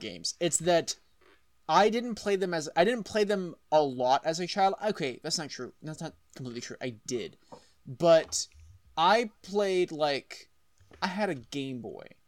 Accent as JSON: {"language": "English", "region": "Texas", "country": "United States", "tie": "born or raised there", "said": "I'm from Texas"}